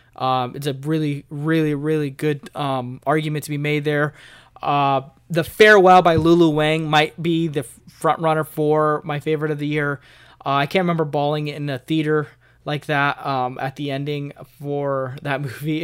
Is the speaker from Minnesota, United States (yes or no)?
no; outside of Chicago, Northern Illinois, United States; now in Springfield, United States; I'm from Northern Illinois, uh, outside of Chicago, and I've moved here to Missouri, uh, Springfield to be exact